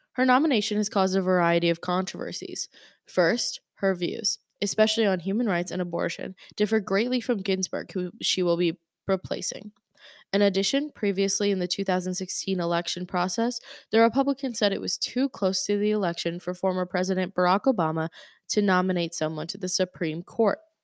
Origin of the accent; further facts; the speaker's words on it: St. Louis, Missouri, United States; I grew up in Saint Louis